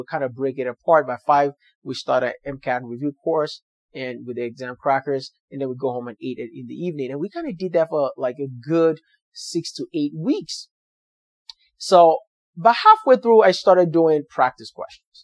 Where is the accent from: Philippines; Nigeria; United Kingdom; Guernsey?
Nigeria; English is a second language; moved away as an adult; now in United States; So I'm from Nigeria where I speak English